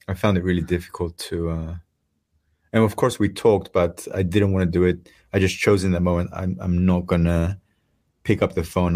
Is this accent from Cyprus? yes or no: yes; Cyprus; moved away; I come from Cyprus